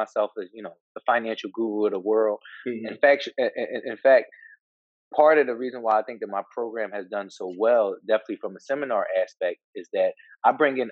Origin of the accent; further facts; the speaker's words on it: Philadelphia, Pennsylvania, United States; growing up in Philadelphia